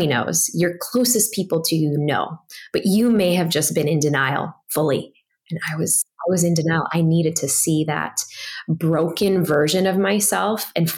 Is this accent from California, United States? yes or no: no; Chicago, Illinois, United States; I grew up in Chicago